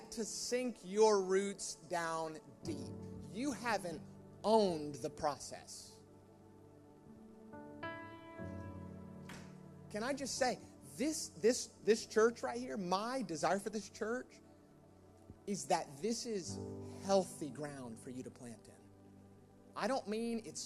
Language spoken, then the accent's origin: English; United States; now in United Kingdom; My home country's greatest contribution to the UK